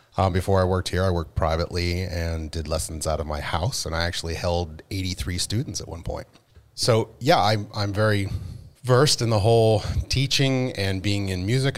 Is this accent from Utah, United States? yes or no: no; Penn State, Pennsylvania, United States; moved away as an adult; I'm originally from Penn State.